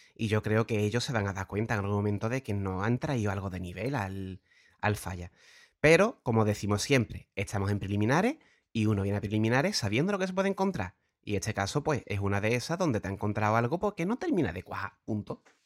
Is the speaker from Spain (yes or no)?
yes; Puerto Real, Andalusia, Spain; Pater y yo venimos de Puerto Real